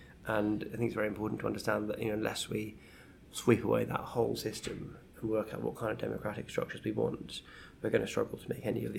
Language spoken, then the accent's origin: English; Scotland, United Kingdom; not that you'd guess, but I'm Scottish.